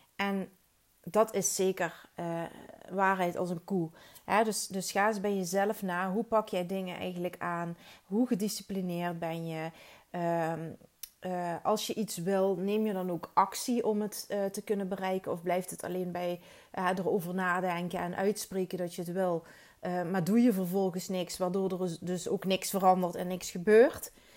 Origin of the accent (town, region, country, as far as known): Netherlands; moved away as an adult; now in Belgium